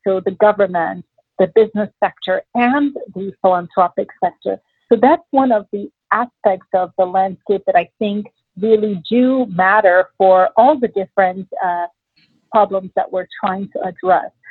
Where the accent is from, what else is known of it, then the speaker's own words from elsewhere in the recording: Nigeria; moved away; also born or lived in New York City, United States; my parents moved back to Nigeria when I was six months old so I had the opportunity to grow up in a completely different part of the world